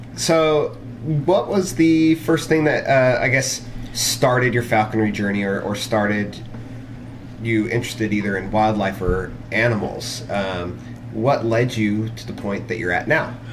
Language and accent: English; Pismo Beach, California, United States; now in Utah, United States; I grew up in Pismo Beach area